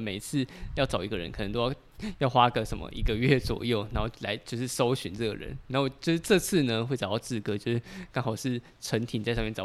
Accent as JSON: {"language": "Chinese", "region": "Taipei", "country": "Taiwan", "said": "我们是台北人"}